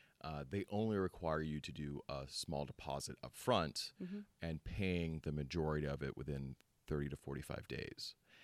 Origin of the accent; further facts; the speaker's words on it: Philippines; born there; Being half Filipino myself and being born in the Philippines, I do have a lot of... you know, it's close to my heart